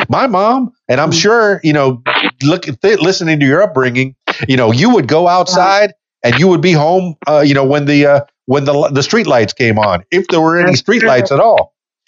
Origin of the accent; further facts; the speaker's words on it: the Florida Keys, South Florida, United States; I grew up in South Florida, the Florida Keys, you know, in the Everglades.